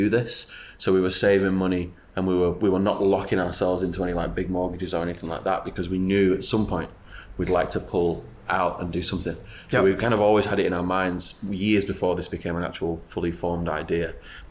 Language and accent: English; Wigan, North West England, United Kingdom; moved away; I'm from Wigan in Greater Manchester.